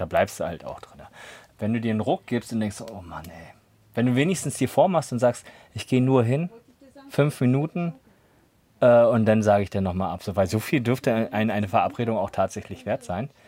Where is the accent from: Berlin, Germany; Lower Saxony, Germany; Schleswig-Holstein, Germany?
Berlin, Germany; moved away as an adult; now in Potsdam, Germany; Ansonsten bin ich ja auch Berliner. Zumindest damals gewesen so.